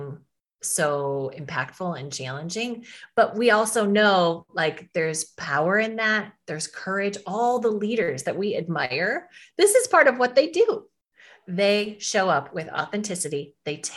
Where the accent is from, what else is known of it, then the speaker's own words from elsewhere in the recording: Midwest, United States; as a woman growing up in the Midwest, I live in Minnesota